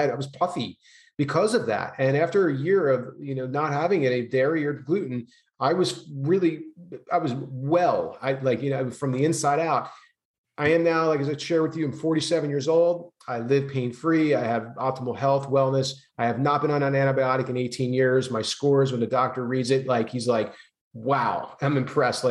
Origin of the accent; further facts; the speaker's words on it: New Jersey, United States; moved away as an adult; now in California, United States; I grew up having a lot of from New Jersey, Italian family